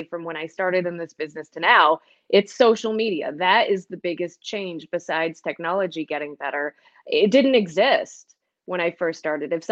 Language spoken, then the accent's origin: English; Northeast, United States; also born or lived in Montana; coming here to Western New York was like coming home because I grew up in the Northeast.